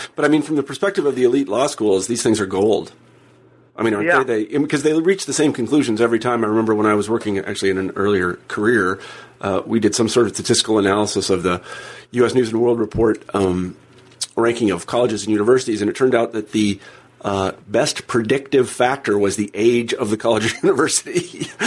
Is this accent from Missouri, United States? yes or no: no; Kansas, United States; I'm from Kansas